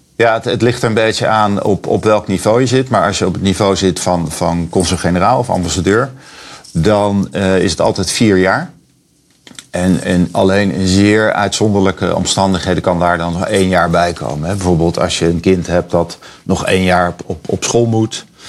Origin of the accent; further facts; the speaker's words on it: The Hague, South Holland, Netherlands; moved away as an adult; also born or lived in Panama; now in San Francisco, United States; op het strand van Scheveningen waar ik vandaan kom.